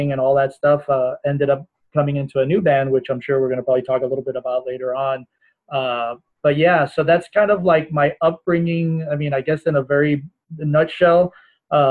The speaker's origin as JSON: {"language": "English", "town": "Miami", "region": "Florida", "country": "United States", "tie": "born or raised there", "said": "I was born and raised here in the States, originally from Miami, Florida."}